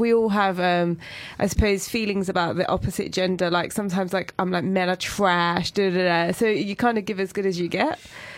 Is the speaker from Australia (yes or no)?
no; United Kingdom; I talk a lot about identity and being British Asian.